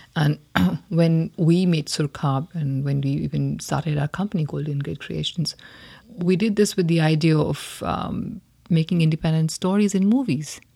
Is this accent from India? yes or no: yes; India; growing up in India